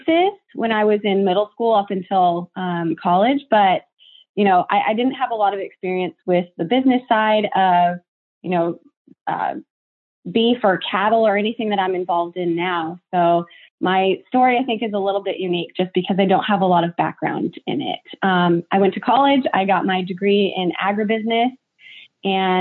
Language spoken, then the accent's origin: English; Tulare, California, United States; I'm from Tulare, California, which is one of the largest, you know, agricultural